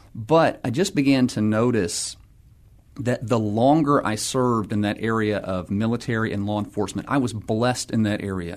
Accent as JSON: {"language": "English", "town": "Atlanta", "region": "Georgia", "country": "United States", "tie": "born or raised there", "also_born_or_lived": "San Diego, California / Pittsburgh, Pennsylvania", "moved": "as an adult", "lives_now": "San Antonio, United States", "said": "I'm originally from Atlanta, Georgia, so grew up there"}